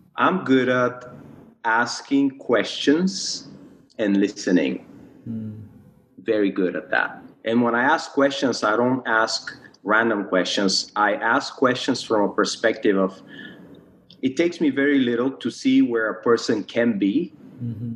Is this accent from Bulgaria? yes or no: yes; Bulgaria; moved away as an adult; also born or lived in United States; now in Malaysia; I was born and grew up in Bulgaria.